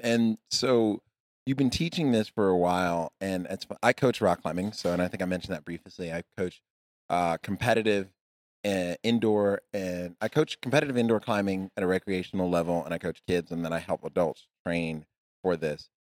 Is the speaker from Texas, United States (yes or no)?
yes; Texas, United States; I'm from Texas